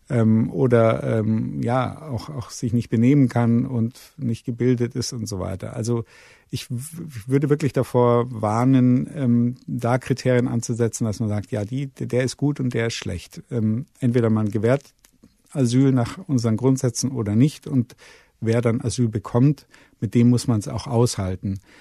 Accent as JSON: {"language": "German", "town": "Munich", "region": "Bavaria", "country": "Germany", "said": "ich komme aus München"}